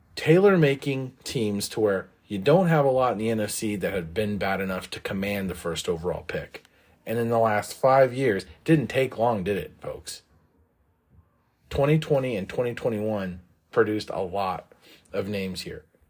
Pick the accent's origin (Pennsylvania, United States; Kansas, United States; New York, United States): Kansas, United States; I'm from Kansas